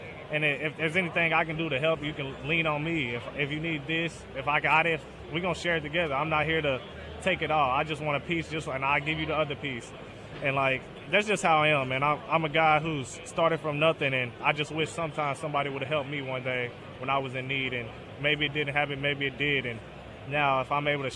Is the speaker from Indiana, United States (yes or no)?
no; Northern Kentucky, United States; I'm from north of Kentucky, right across the bridge from Cincinnati.